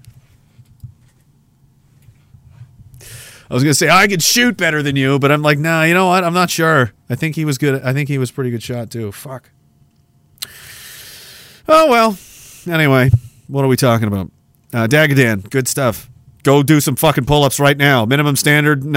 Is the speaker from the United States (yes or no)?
no; Canada; I'm from Canada